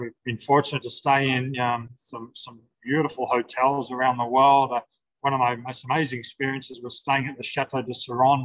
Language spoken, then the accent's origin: English; Sydney, New South Wales, Australia; I'm from Sydney.